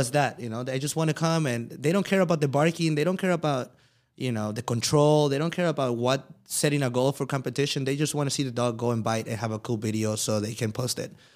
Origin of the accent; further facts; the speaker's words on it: Mexico; moved away; I came from Mexico